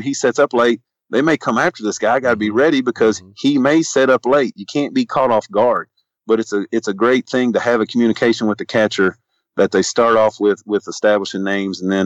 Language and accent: English; Louisville, Kentucky, United States; I'm from Louisville.